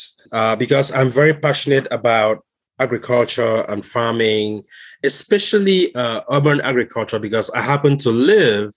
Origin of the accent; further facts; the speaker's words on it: Cameroon; moved away as an adult; also born or lived in Seattle, Washington / Wisconsin; now in Fairfax, United States; I'm originally from Southern Cameroon. I live in Fairfax, Virginia